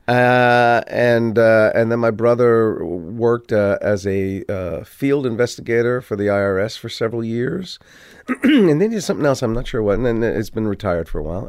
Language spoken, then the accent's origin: English; Maplewood, New Jersey, United States; also born or lived in Livingston, New Jersey; when I was twelve or thirteen, we moved from Maplewood to Livingston